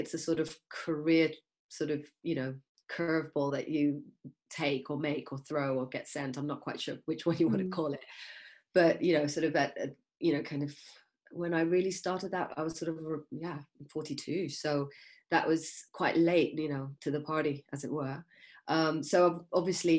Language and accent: English; Kenya; I was born in Kenya